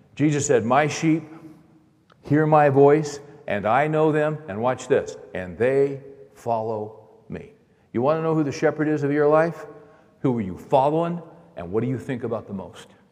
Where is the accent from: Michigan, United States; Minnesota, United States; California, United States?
California, United States; Bakersfield; I grew up in Bakersfield, California